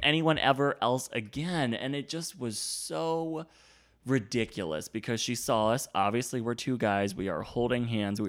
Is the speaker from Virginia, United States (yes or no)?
yes; Virginia, United States; I'm from Virginia and gay people aren't welcome there. And I grew up in this town when it wasn't accepting.